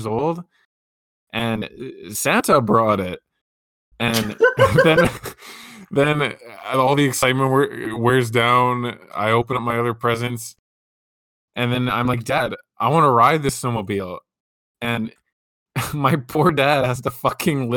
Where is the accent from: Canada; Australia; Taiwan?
Canada; I'm from Canada, so obviously there's a lot of snow